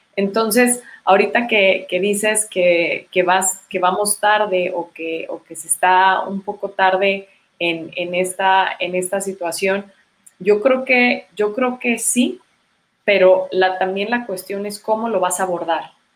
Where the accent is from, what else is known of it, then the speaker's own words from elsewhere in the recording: Chihuahua, Mexico; soy de Chihuahua, este, nací acá